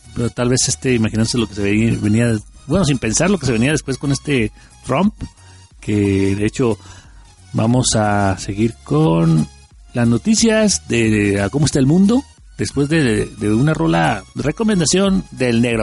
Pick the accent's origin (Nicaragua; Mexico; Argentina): Mexico; como buenos mexicanos